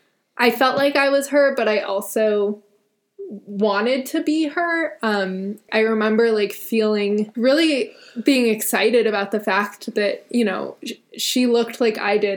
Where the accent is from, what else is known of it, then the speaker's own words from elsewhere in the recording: Denver, Colorado, United States; You know, I grew up in Denver, very, very landlocked